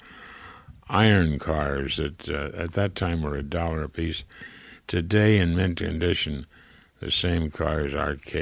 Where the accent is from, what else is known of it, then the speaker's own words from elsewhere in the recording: Springfield, Ohio, United States; also born or lived in Dayton, Ohio; now in Santa Barbara, United States; this is Springfield, Ohio, where I was born in Dayton, but when they got divorced, I moved from Dayton to Springfield and with my grandmother and my mother